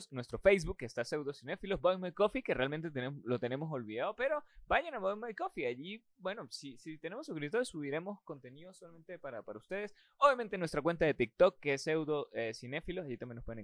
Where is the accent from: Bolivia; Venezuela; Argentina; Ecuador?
Venezuela